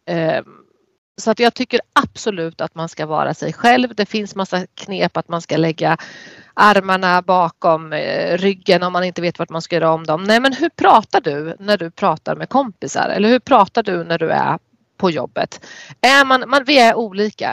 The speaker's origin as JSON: {"language": "Swedish", "area": "Närke", "region": "Örebro County", "country": "Sweden", "accent": "Närke dialect (närkiska)", "said": "den där närkiskan inte har varit så tydlig när jag har när jag jobbade"}